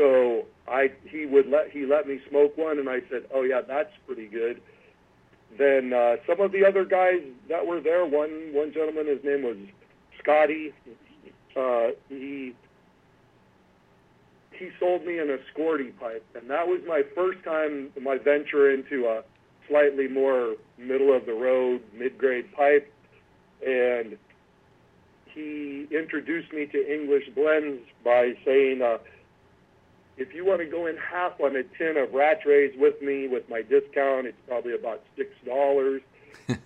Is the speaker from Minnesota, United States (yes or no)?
no; Sacramento, California, United States; I was born and raised in Sacramento, California